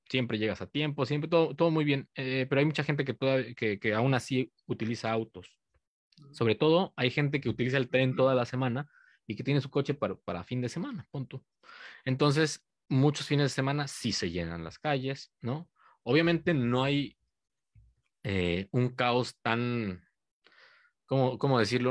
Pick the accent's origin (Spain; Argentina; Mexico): Mexico; Cuernavaca, Morelos; now in Japan; soy de Cuernavaca